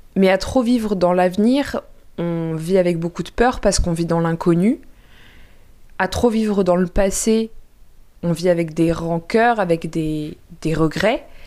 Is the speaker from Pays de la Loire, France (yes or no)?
no; Paris, Île-de-France, France; je suis parisienne